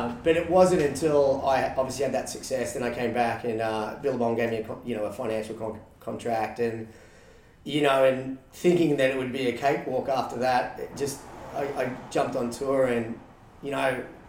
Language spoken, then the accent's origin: English; Australia; moved away as an adult; now in San Diego, United States; being Australian at a young age, that's all you knew